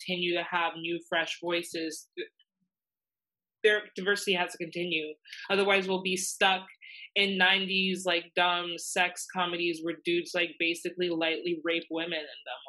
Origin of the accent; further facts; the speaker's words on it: the South, United States; a young Black woman in the South